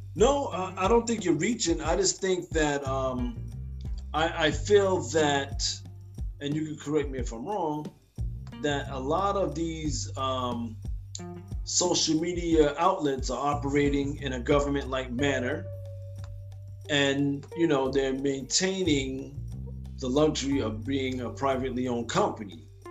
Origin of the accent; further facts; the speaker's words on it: United States; as American people